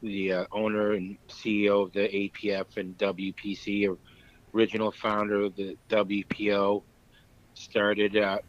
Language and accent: English; Keene, New Hampshire, United States; moved away as an adult; also born or lived in Florida; my hometown of Keene, New Hampshire.